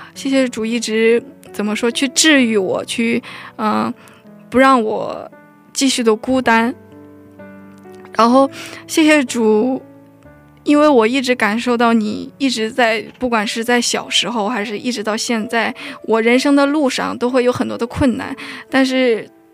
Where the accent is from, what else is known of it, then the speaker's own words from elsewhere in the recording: China; also born or lived in North Korea; now in South Korea; 我虽然是北韩出生，但是我中，我在中国生活了非常多时间，所以对韩语不是特别地熟练